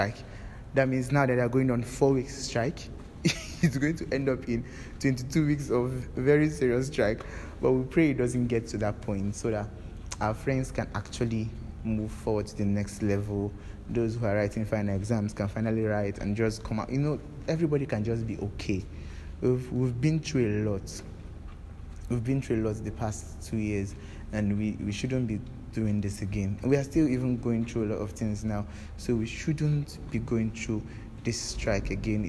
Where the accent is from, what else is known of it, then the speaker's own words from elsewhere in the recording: Nigeria; I was actually a bit proud of being a Nigerian